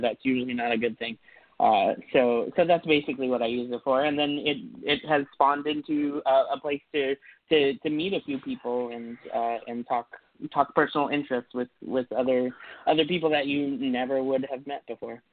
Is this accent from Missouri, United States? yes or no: no; San Francisco Bay Area, California, United States; moved away; also born or lived in Minnesota; moved to to the San Francisco Bay Area.